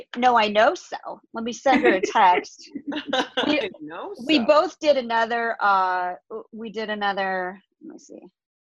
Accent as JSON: {"language": "English", "region": "Nebraska", "country": "United States", "moved": "yes", "lives_now": "Los Angeles, United States", "said": "we're both from Nebraska, only we didn't know each other there"}